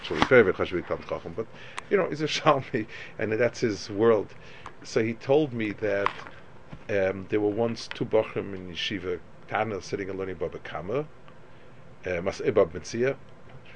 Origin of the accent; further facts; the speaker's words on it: United States; as an American